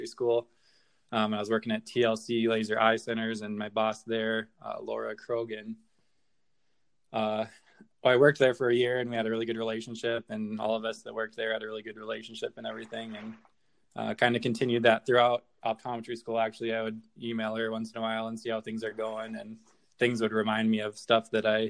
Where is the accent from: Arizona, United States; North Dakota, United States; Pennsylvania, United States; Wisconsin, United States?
North Dakota, United States; moved away as an adult; also born or lived in Chicago; I grew up in North Dakota, high school, went to college at University of North Dakota in Grand Forks